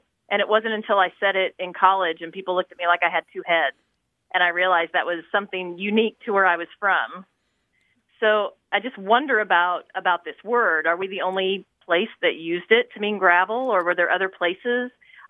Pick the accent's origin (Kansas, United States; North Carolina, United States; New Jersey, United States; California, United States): Kansas, United States; Southeast; now in Indianapolis, United States; I grew up in Southeast Kansas.